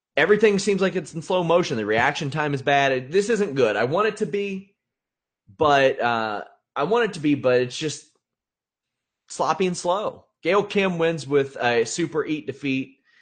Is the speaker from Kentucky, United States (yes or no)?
yes; Kentucky, United States; I am from Kentucky